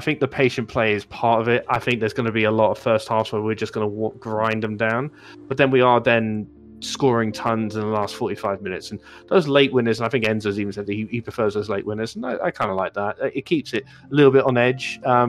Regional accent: United States; moved away; when I was growing up in the States

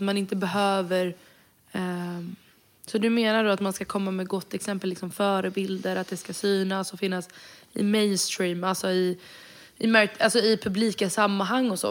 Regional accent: Sweden; jag är född och vuxen i Sverige

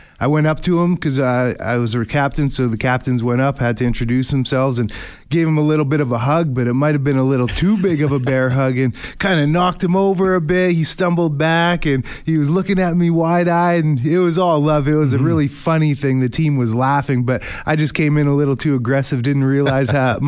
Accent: Canada; Just being a Canadian kid growing up with the awareness of the CFL

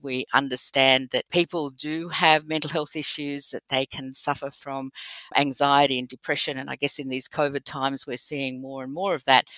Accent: Australia; accent: Australian; also born or lived in United Kingdom; my beautiful Australian accent

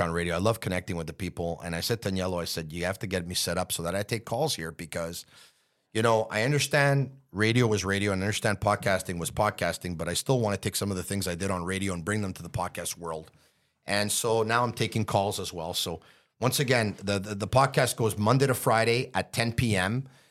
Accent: Montreal, Quebec, Canada; I grew up in Montreal

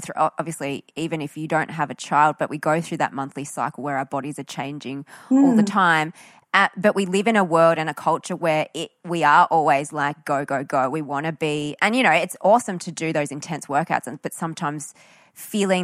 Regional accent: Australia; when you grow up here and you have Asian descent, but you've been born into Australia

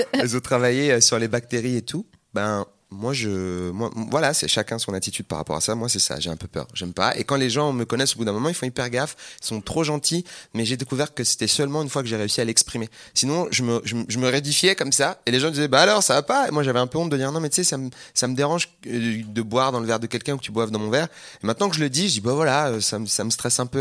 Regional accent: Seine-Saint-Denis, Île-de-France, France; Moi j'ai grandi en Seine-Saint-Denis

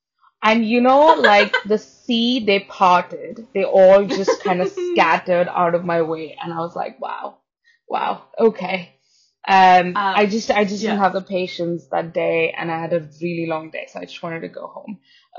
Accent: Pune, Maharashtra, India; English is a second language; now in London, United Kingdom; because I came from Pune in India, and it's so populated that London seems like, all right, there are people.

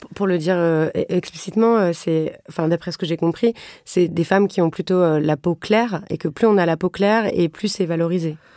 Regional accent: France; Je suis blanche, j'ai grandi en France hexagonale

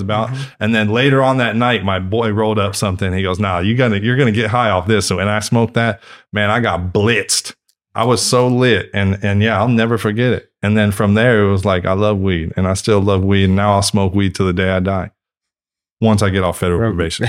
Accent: Northern California, United States; I'm from Northern California

